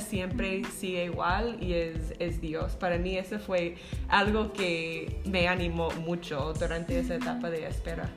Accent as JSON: {"language": "Spanish", "country": "United States", "also_born_or_lived": "Zacapa, Guatemala", "second_language": "Spanish", "moved": "as an adult", "lives_now": "Guatemala", "said": "yo soy de los Estados Unidos, creo que pueden, pueden escucharlo en mi, acento"}